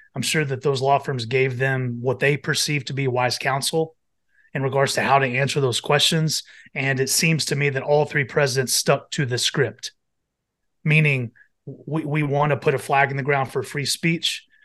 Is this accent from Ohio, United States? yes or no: no; Amarillo, Texas, United States; now in Philadelphia, United States; I was born and raised in Amarillo, Texas